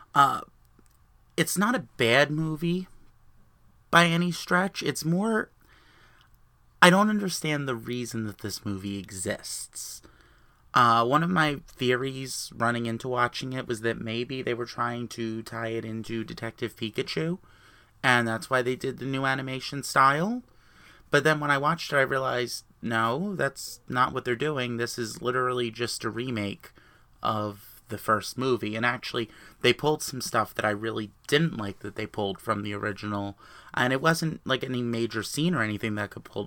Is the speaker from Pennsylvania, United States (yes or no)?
no; New Jersey, United States; I am from New Jersey.